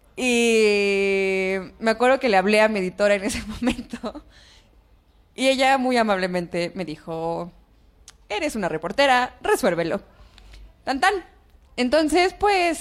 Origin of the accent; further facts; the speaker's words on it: Oaxaca, Mexico; now in Mexico City, Mexico; Yo no soy del DF, soy de Oaxaca